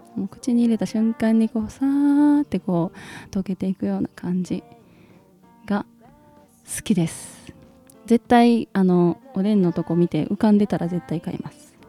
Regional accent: Kansai, Japan; also born or lived in Hyogo; 光くんと私が関西人なので

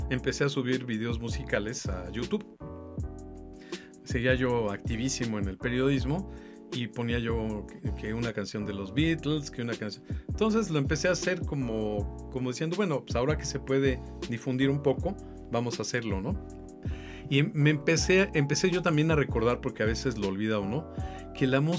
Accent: Mexico

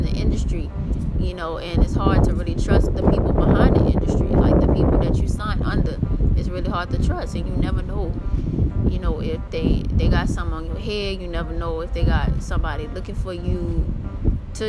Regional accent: New Orleans, Louisiana, United States; I'm from New Orleans

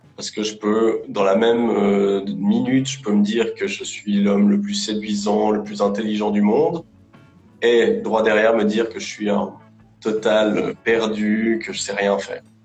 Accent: Lausanne, Vaud, Switzerland; je, je, bosse en Suisse, à Lausanne. Je suis suisse d'origine, j'ai toujours vécu euh, ici

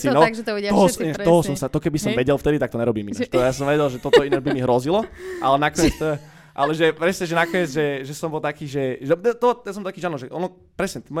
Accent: Bratislava, Bratislava Region, Slovakia; also born or lived in London; Ja som z Petržalky, áno, no, born and raised

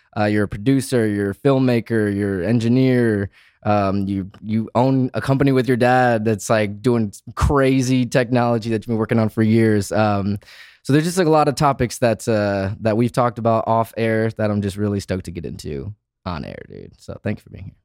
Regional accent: Michigan, United States; we both grew up in the Midwest, Michigan

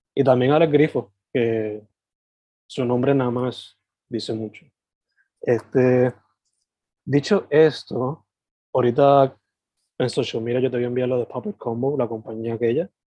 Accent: Sabana Grande, Puerto Rico; now in San Juan metro area, Puerto Rico; yo soy originalmente de Sabana Grande San Germán y ahora vivo en el área metro

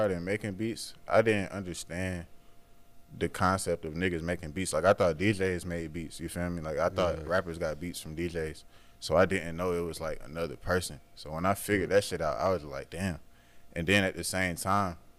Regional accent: Stone Mountain, Georgia, United States; I'm from Stone Mountain, like the east side

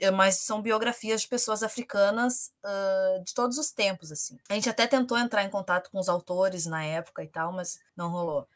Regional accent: Restinga, Rio Grande do Sul, Brazil; eu sou cria da Restinga

